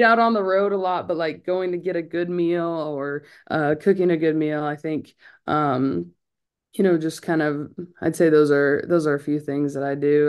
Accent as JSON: {"language": "English", "region": "California", "country": "United States", "moved": "yes", "lives_now": "Clemson, United States", "said": "I'm from California"}